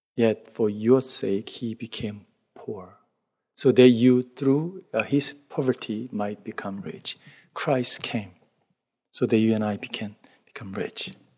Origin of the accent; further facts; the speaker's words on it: South Korea; English is a second language; moved away; The village that, where I grew up in Korea